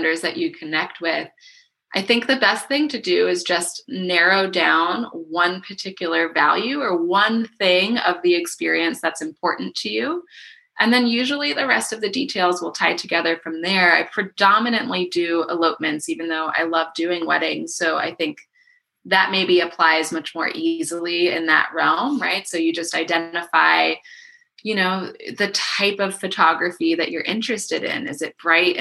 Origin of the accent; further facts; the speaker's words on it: Miami, Florida, United States; now in Asheville, United States; I grew up in Miami